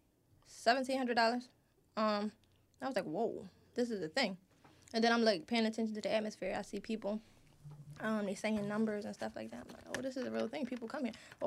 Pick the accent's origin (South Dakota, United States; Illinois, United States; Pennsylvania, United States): Pennsylvania, United States; Philadelphia; I grew up in South Philly